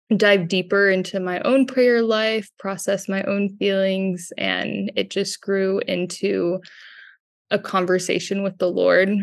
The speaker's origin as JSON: {"language": "English", "town": "Houston", "region": "Texas", "country": "United States", "said": "From Houston, Texas, I'm a full-time Catholic artist and illustrator."}